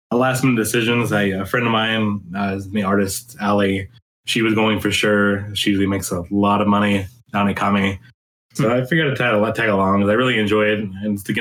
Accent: Birmingham, Alabama, United States; moved away; Birmingham, my hometown.

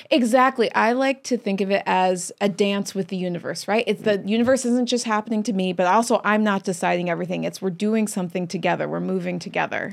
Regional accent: Chesterfield, Missouri, United States; moved away; also born or lived in Long Beach, California; I was born in Long Beach, California, okay. but uh, we moved to Chesterfield, Missouri

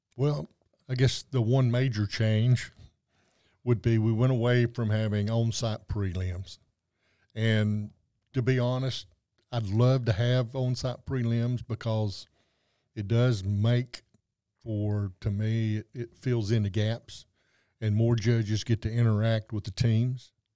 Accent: Western North Carolina, United States; moved away; coming from the North Carolina mountains

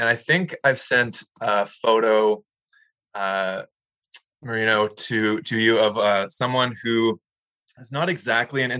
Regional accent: Toronto, Ontario, Canada; I grew up in Toronto

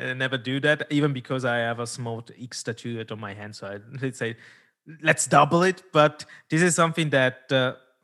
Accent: Italy; first language Italian; English is a second language; it's not my mother tongue. I'm Italian mother tongue

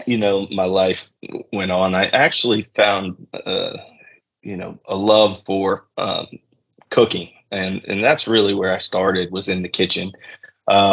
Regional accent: the South, United States; growing up in the South, most households had whiskey

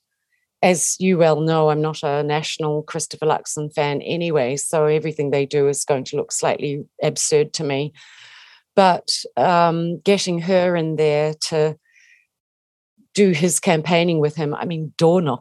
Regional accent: New Zealand; I'm a Kiwi. We grew up, you know, if you grow up in New Zealand, you have an affection for Maori. And I do. And I always will have because I'm a New Zealander

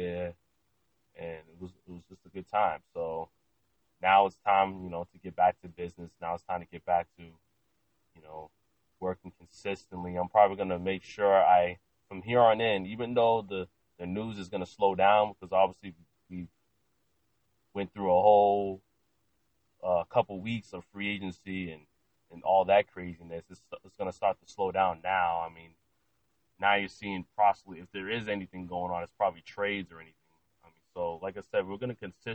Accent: Lynn, Massachusetts, United States; also born or lived in Salem, Massachusetts; now in Mansfield, United States; I'm originally from Lynn, Massachusetts

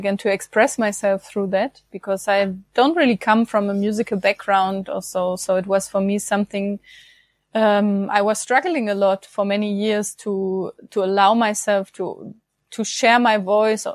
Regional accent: Germany; I'm from Germany

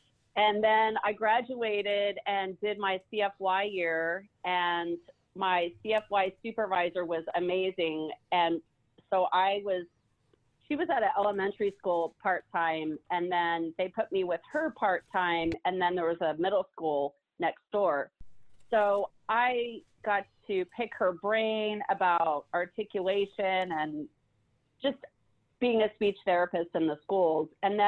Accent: California, United States; also born or lived in Pennsylvania; now in Georgia, United States; I'm originally from the Pennsylvania area, but I grew up in the central part of California.

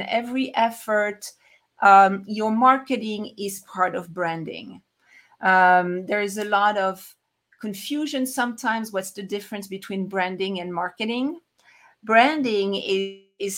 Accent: France; moved away as an adult; also born or lived in Paris, France / Atlanta, United States / New York, United States; now in Salt Lake City, United States; I'm originally from France, but I'm now located in the US in Utah, Salt Lake City of all places.

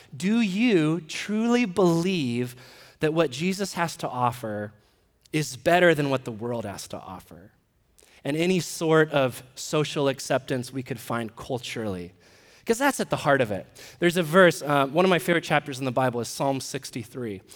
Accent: United States; we're American citizens

